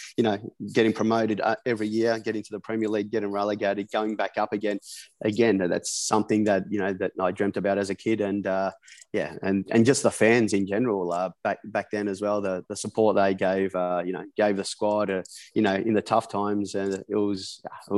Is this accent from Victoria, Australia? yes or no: yes; Melbourne, Victoria, Australia; also born or lived in England; now in Gold Coast, Australia; I'm originally from Melbourne, I'm living up here in Queensland on the Gold Coast